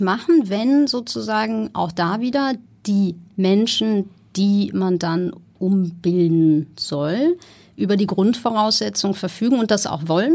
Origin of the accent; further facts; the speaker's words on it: Ruhr area, North Rhine-Westphalia, Germany; moved away as an adult; also born or lived in Amsterdam / Copenhagen / Berlin; now in Hamburg, Germany; Ich bin groß geworden im Ruhrgebiet